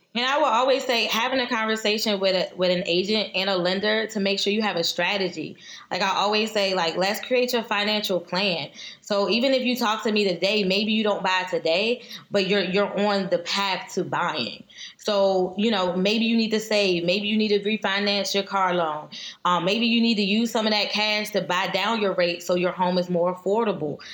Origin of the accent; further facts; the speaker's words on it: Prince George's County, Maryland, United States; we're both from Prince George's County